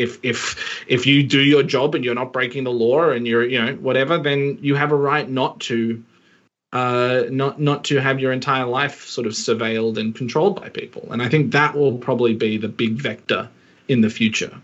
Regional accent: Australia; as an Australian

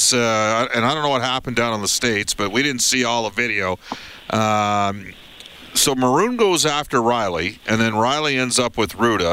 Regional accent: Western Canada, Canada; I am from Western Canada.

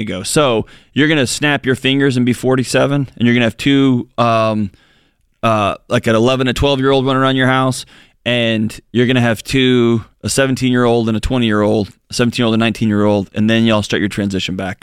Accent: Texas, United States; moved away; My wife, my whole family's from Texas. I'm from Texas

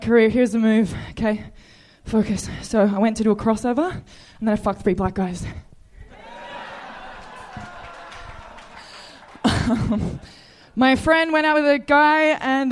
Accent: Perth, Western Australia, Australia; moved away as an adult; now in United States; I'm from Perth

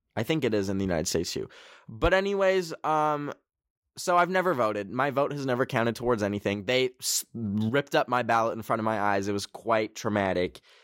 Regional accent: Canada; I'm a Canadian

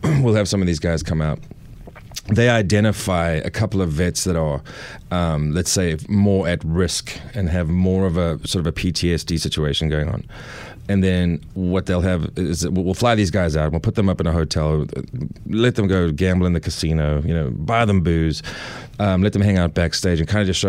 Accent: South Africa; moved away as an adult; also born or lived in Los Angeles, United States / New Hampshire, United States; now in Nashville, United States; I'm from South Africa

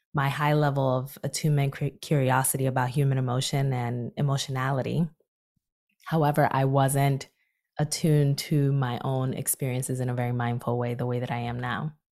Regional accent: Newark, New Jersey, United States; volunteering in my hometown of Newark, New Jersey

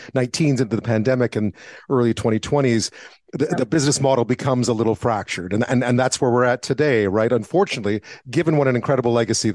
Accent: Quebec, Canada; moved away; Yeah, I grew up in Quebec.

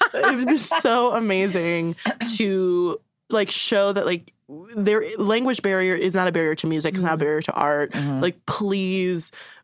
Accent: Baltimore, Maryland, United States; Yeah. I'm from Baltimore

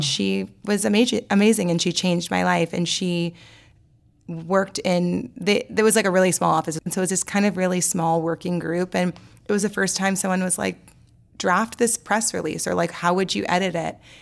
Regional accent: New Orleans, Louisiana, United States; I grew up in New Orleans

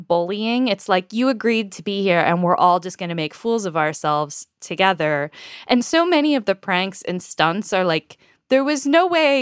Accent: United States; I am an American

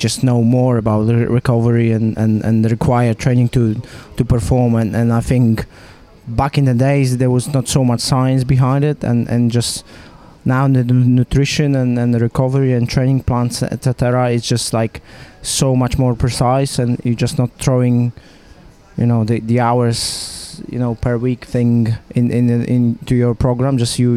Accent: Poland; now in Monaco; I was born in Poland

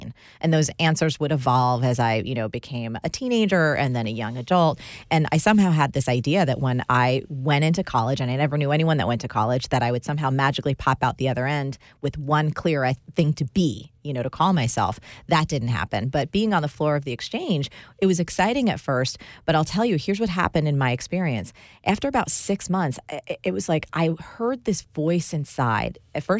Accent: New Jersey, United States; I am. I grew up in New Jersey to an Italian-American home. Our home was the kind that had plastic covers on the couches.

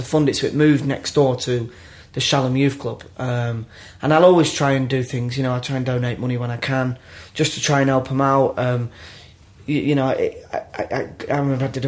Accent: Grimsby, Yorkshire and the Humber, United Kingdom; I was brought up in Grimsby

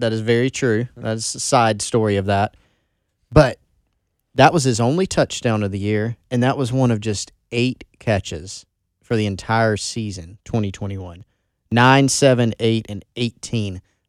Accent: Belton, South Carolina, United States; I'm from Belton.

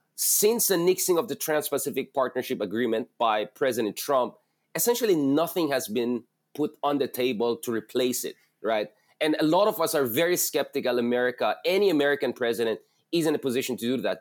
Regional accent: Philippines; a Filipino based in the Philippines

